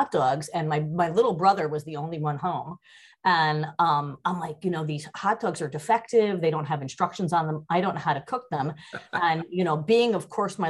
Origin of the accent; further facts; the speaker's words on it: Danbury, Connecticut, United States; also born or lived in Yonkers, New York; So I was in Danbury